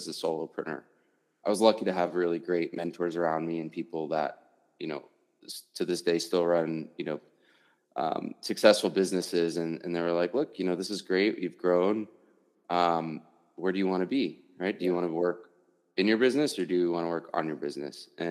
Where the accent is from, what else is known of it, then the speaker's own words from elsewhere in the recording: Washington, D.C. area, Virginia, United States; now in Denver, United States; I'm originally from Virginia, Washington, D.C. area, which is like far east, right?